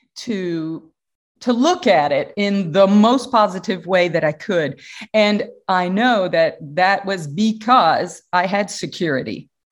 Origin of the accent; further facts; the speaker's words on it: Atlanta, Georgia, United States; moved away; I come from the Southern United States, Atlanta, Georgia